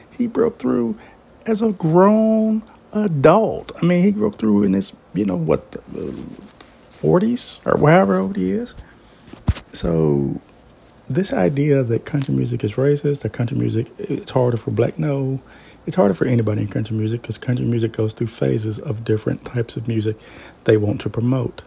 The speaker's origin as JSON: {"language": "English", "region": "Kentucky", "country": "United States", "tie": "born or raised there", "said": "my home state of Kentucky"}